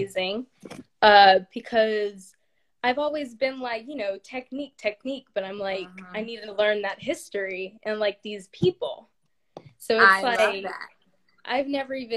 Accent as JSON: {"language": "English", "town": "Houston", "region": "Texas", "country": "United States", "said": "I'm 16, and I'm from Houston, Texas"}